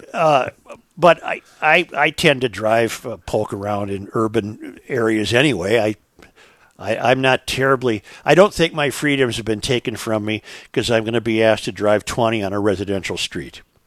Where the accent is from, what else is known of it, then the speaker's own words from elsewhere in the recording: Saint Paul, Minnesota, United States; that's where I grew up in Saint Paul